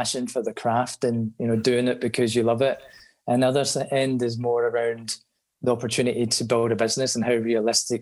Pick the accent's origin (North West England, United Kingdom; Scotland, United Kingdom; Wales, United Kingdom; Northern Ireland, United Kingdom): Scotland, United Kingdom; Glasgow; accent: Scottish; moved away as an adult; also born or lived in Afghanistan; now in Nigeria; I'm from Glasgow, yeah, in Scotland, and I've been in Nigeria for just over 10 years now